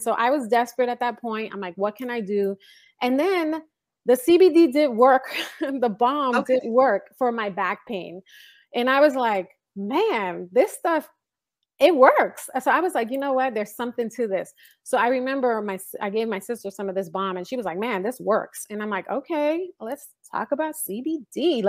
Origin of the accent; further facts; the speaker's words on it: New York City, New York, United States; now in California, United States; I grew up in the Bronx